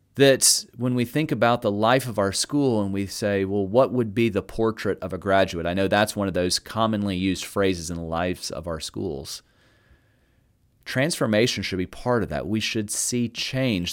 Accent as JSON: {"language": "English", "region": "the South", "country": "United States", "said": "I'm from the South"}